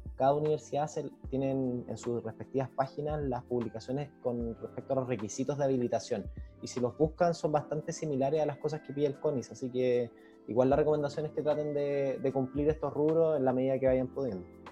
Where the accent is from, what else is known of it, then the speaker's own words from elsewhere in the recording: Viña del Mar, Valparaíso, Chile; now in Arica, Chile; yo soy de Viña